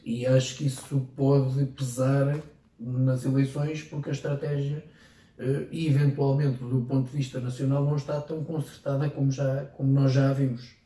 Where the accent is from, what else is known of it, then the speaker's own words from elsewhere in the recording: Ferrel, Leiria District, Portugal; presidente da junta da minha terra